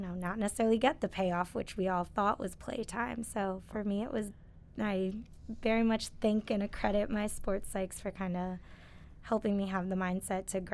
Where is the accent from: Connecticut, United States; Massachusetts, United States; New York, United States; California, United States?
Connecticut, United States; moved away; I'm originally from Connecticut, so I am happy to be back here and back near home at Quinnipiac. But I grew up around here